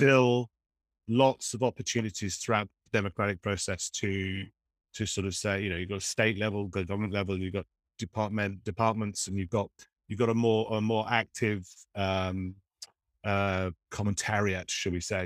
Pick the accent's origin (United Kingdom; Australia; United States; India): United Kingdom; Oxford, South East England; I grew up near one in Oxford.